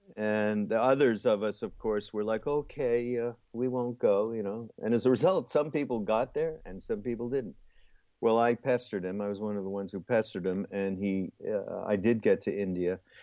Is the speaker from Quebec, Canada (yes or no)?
yes; Montreal, Quebec, Canada; also born or lived in Los Angeles; now in South Carolina, United States; I'm actually from Montreal